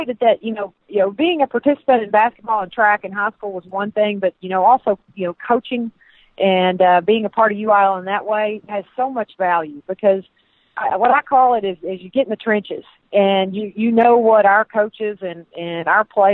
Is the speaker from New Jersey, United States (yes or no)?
no; Texas, United States; accent: Southern; You can tell by my Southern accent that I am Texas through and through